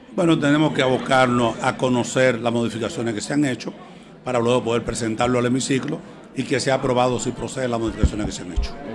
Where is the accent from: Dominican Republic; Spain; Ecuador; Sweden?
Dominican Republic; Miches, El Seibo; el municipio de Miche, donde yo nací